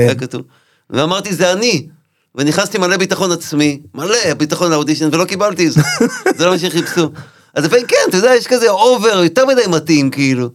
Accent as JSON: {"language": "Hebrew", "town": "Nahariya", "region": "Northern District", "country": "Israel", "tie": "born or raised there", "moved": "yes"}